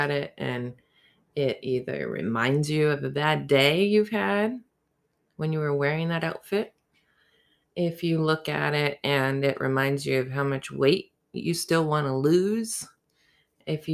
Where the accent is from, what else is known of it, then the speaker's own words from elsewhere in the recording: the South, United States; growing up in the South